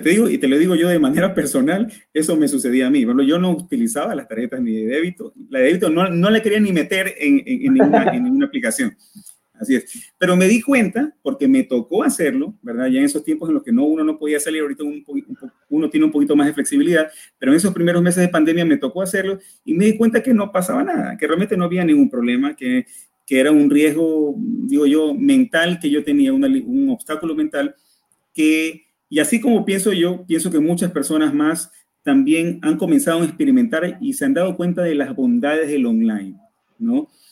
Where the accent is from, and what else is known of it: Ecuador